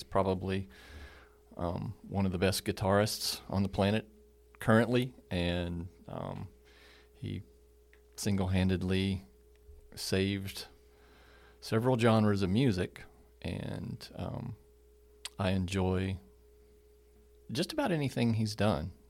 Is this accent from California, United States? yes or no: yes; California, United States; born there; I was born in California, 1964. So I'm an old, officially an old guy.